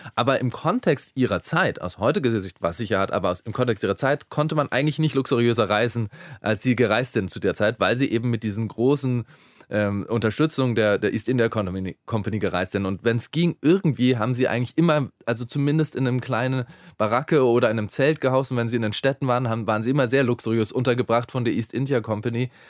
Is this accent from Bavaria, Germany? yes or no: yes; Bavaria, Germany; ich bin in Bayern aufgewachsen